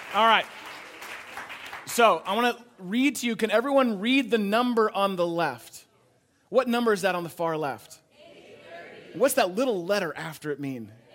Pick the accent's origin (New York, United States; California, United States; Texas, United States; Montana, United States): California, United States; moved away as an adult; now in Chicago, United States; I grew up in California